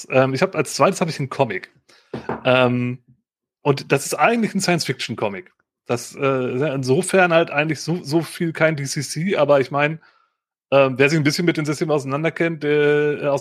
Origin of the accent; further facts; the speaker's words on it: Aachen, North Rhine-Westphalia, Germany; ich komme hier aus Aachen, da ist ja auch mit dem Dom und der ganzen Historie.